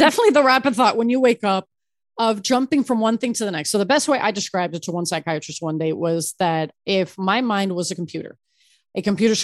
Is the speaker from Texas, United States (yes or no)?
no; Miami, Florida, United States; also born or lived in Ecuador; I was born in Ecuador and raised in Miami